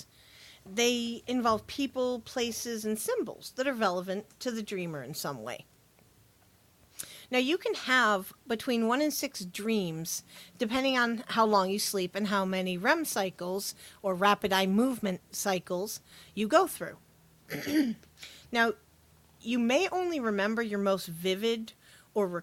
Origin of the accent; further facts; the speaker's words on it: United States; accent: Yankee; It's my Yankee